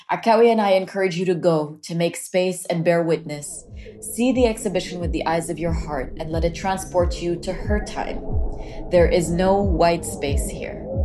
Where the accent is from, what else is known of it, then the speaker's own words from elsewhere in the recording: Philippines; As a Filipino woman, I found this exhibition moved me very deeply.